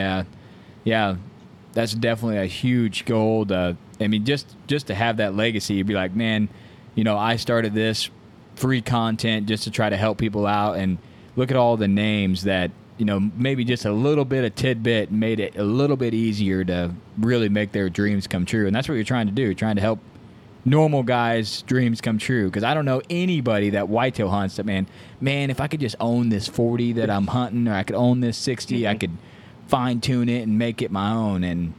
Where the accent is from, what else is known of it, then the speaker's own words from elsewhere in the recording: Louisiana, United States; well, I'm from Louisiana, you know, I can't relate to Midwest guys buying land